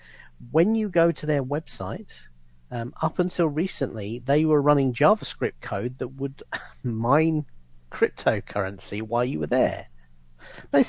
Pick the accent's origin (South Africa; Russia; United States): United States; Florida; growing up in Florida as a kid